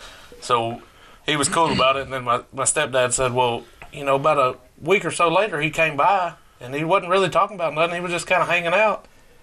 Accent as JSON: {"language": "English", "area": "Maple Creek Farms", "region": "Arkansas", "country": "United States", "tie": "born or raised there", "said": "I grew up in Maple Creek Farms. We moved out here when I was... third grade"}